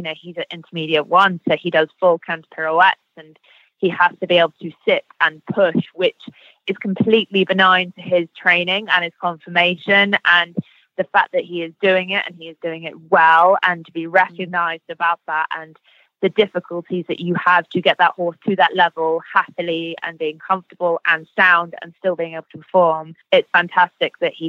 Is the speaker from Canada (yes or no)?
no; United Kingdom; we're British